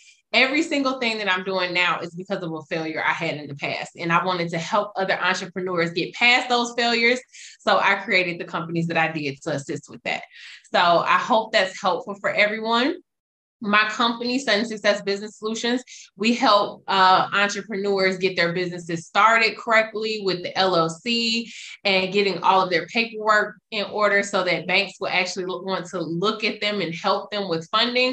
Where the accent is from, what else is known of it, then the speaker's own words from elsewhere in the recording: Atlanta, Georgia, United States; now in Dallas, United States; I am a native from Atlanta